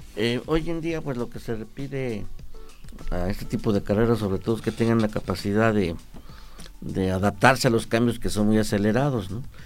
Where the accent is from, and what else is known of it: Mexico